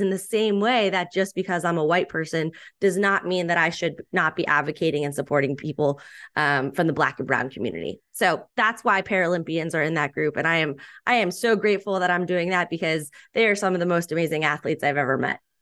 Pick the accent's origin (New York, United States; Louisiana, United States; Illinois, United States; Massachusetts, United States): Massachusetts, United States; Boston; born and raised in the Boston area